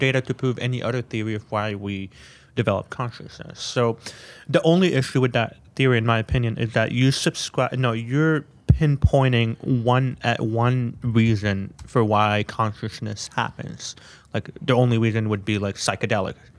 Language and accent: English; Canada; I grew up in Canada